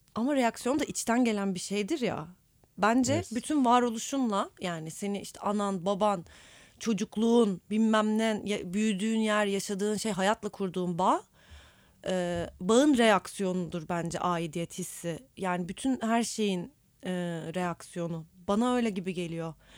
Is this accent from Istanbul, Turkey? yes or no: yes; Istanbul, Turkey; Ben İstanbulluyum ve ait hissediyorum